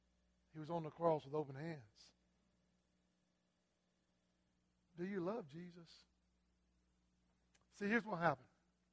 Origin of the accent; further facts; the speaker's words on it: South Carolina, United States; I'm from South Carolina.